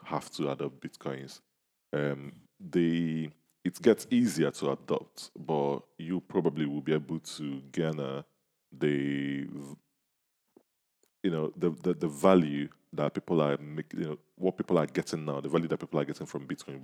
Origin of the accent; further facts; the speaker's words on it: Nigeria; we are Nigerians